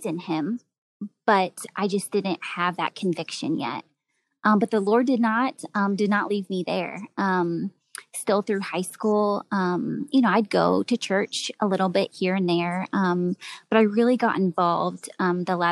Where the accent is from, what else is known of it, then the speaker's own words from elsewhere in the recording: Greenwood, Indiana, United States; I grew up in Greenwood, Indiana, so just a suburb of Indianapolis.